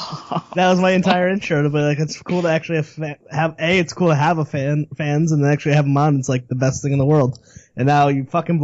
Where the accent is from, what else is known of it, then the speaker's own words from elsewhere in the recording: Connecticut, United States; I grew up in Connecticut and really involved in the punk, hardcore, ska scene.